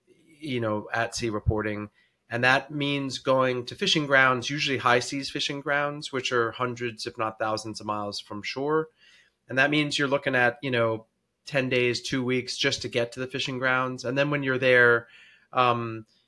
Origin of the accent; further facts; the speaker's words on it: Washington, District of Columbia, United States; I'm originally from Washington, D.C., and that's where I live now